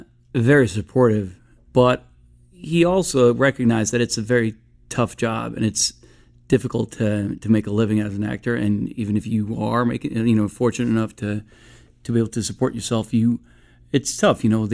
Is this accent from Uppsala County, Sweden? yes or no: no; Stockholm, Stockholm County, Sweden; moved away; I was born in Stockholm, Sweden, and I was raised out there. My father is an actor, so we traveled quite a bit when I was a kid.